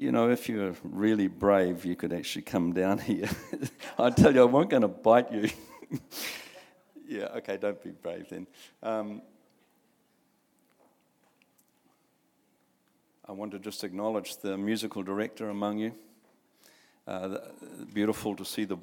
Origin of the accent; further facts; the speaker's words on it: Bay of Plenty, New Zealand; I come from the Bay of Plenty in the rohe of the iwi of Tapuika